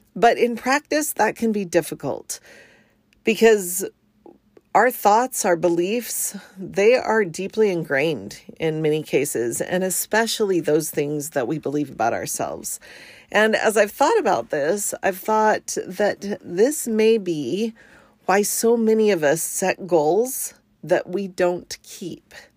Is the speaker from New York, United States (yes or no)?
no; Arizona, United States; moved away as an adult; also born or lived in New Jersey; now in Washington, United States; I was born in New Jersey and my family moved to Arizona when I was pretty young. And so although I wasn't born there, I kind of feel like an Arizona native, and I lived there for most of my childhood